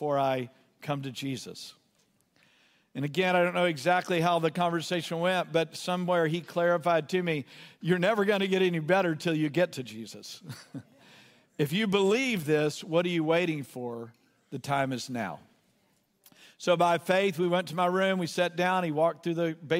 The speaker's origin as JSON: {"language": "English", "region": "Southeast Texas", "country": "United States", "tie": "born or raised there", "said": "I grew up in Southeast Texas, and Southeast Texas, boys didn't cry"}